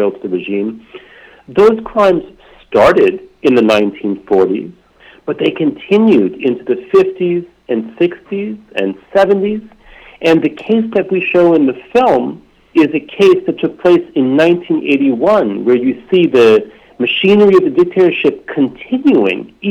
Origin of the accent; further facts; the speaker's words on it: United States; I'm from the United States, and really my education here